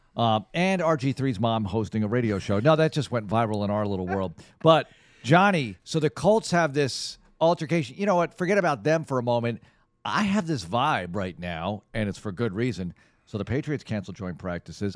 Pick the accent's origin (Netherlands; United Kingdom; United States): Netherlands; moved away; I'm from the Netherlands